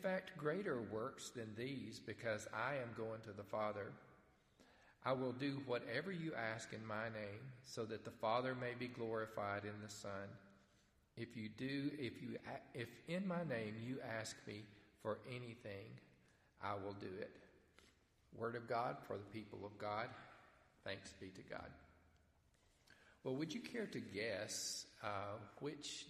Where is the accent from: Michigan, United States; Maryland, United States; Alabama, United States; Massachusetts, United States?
Alabama, United States; Stevenson; I grew up in Stevenson, Alabama